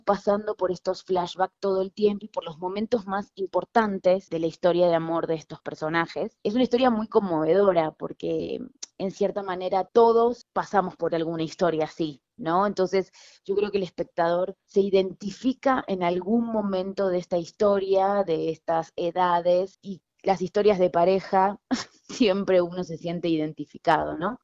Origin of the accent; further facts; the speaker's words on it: Argentina; moved away as an adult; now in Mexico; yo soy argentina y vivo hace 11 años en este país, en México